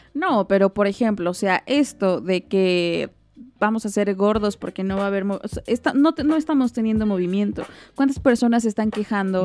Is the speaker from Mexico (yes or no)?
yes; Mexico; como mexicanos